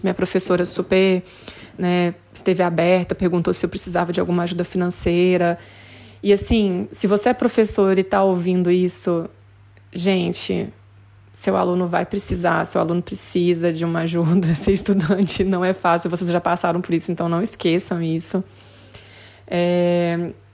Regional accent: Brazil; moved away as an adult; now in Australia; Eu nunca saí do Brasil, nunca tinha saído do Brasil antes

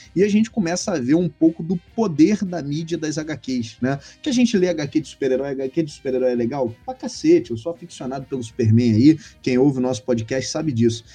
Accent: Rio de Janeiro, Brazil; accent: carioca; eu, eu sou carioca, né? Deve, a galera que não sabe ainda aí, que é nosso ouvinte, deve perceber por conta do sotaque

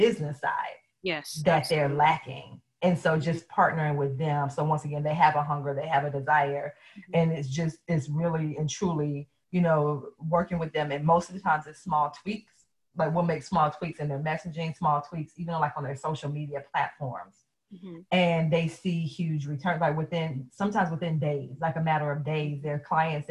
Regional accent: the South, United States; I am from the South, and yes, mom was in church all the time

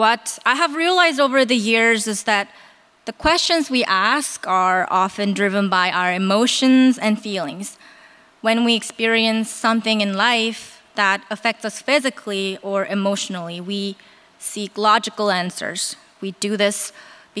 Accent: South Korea; moved away; I'm from Korea

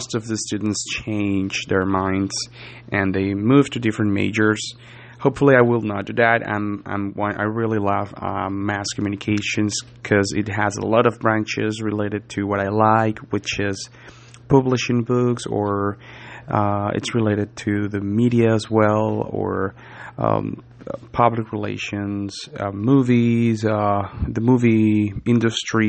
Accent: Venezuela; English is a second language; moved away as an adult; now in United States; I am a native from Venezuela. I moved to America almost 3 years and 3 years and a half ago, and I've been learning English since then

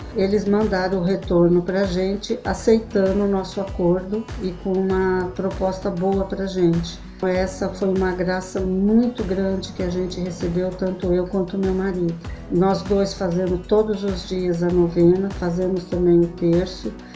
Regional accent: Taubaté, São Paulo, Brazil; eu sou de Taubaté

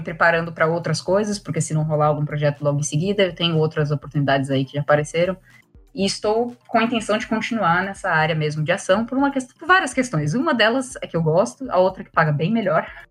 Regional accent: Brazil; moved away as an adult; now in Ireland; já estava com um plano de sair é, do Brasil

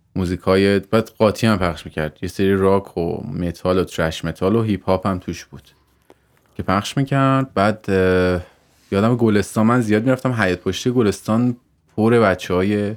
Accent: Tehran, Tehran Province, Iran; also born or lived in Mazandaran; من مازندران به دنیا آمدم تهران بزرگ شدم تا 22 سالگی شهرک بودم

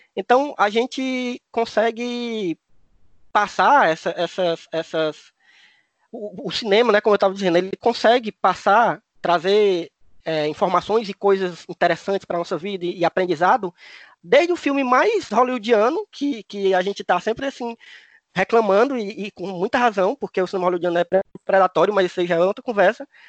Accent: Cariri, Ceará, Brazil; accent: Cariri; o sotaque deles parece mesmo com o meu, né? Lá do Cariri

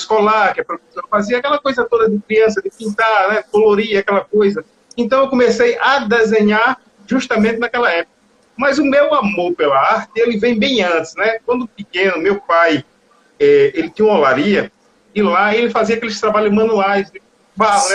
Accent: Capim Grosso, Bahia, Brazil; moved away as an adult; now in Barreiras, Brazil; eu nasci em Capim Grosso

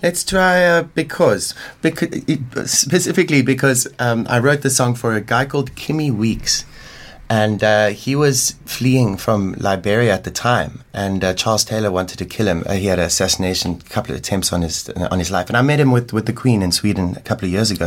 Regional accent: Limpopo, South Africa; now in Cape Town, South Africa; I, I, grew up in Limpopo, in, in kind of like an African village called Mbokota, near Venda.

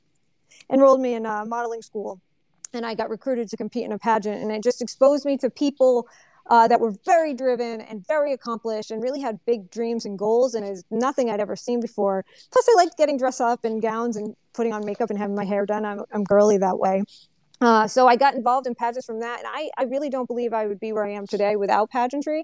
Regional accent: Worcester, Massachusetts, United States; I grew up in New England. I grew up in Worcester.

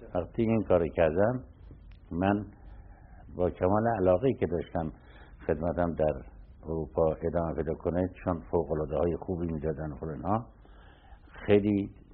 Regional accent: Tehran, Tehran Province, Iran; شروع تحصیلات ما از بچگی در تهران بوده

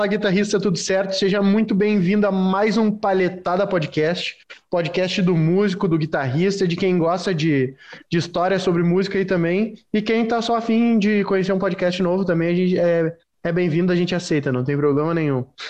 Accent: Rio Grande do Sul, Brazil; accent: gaúcho; o nosso dialeto aqui era diferente

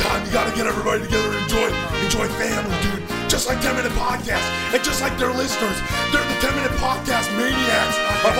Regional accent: Tampa, Florida, United States; Man, he was a rival of mine back when I was growing up in Tampa, brother.

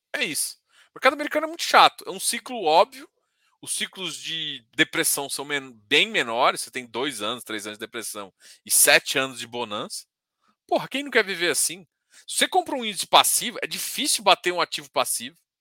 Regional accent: Brazil; eu sou brasileiro

